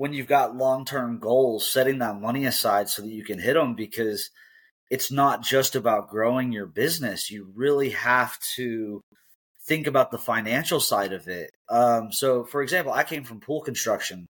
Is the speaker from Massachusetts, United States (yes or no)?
no; Colorado, United States; I grew up in Colorado